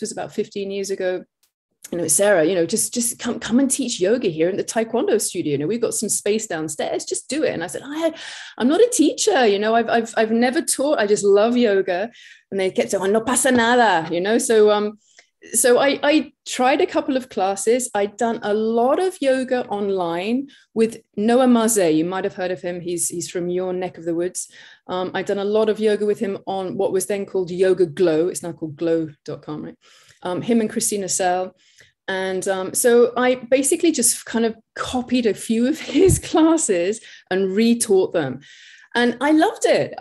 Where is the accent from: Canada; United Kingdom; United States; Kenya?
United Kingdom; England; also born or lived in Australia / Hong Kong; you can obviously hear from my accent where I'm from. I'm from England